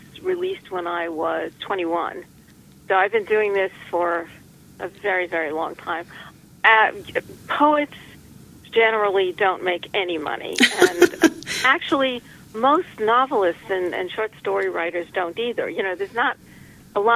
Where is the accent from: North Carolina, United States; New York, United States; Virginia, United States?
New York, United States; New York City; also born or lived in Long Beach, New York; I've lived in and around New York City all my life